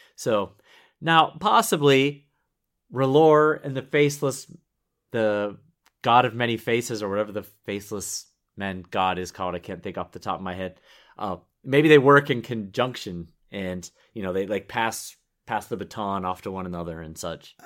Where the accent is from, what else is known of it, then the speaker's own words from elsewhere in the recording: Pittsburgh, Pennsylvania, United States; I grew up in the Steel City of Pittsburgh, Pennsylvania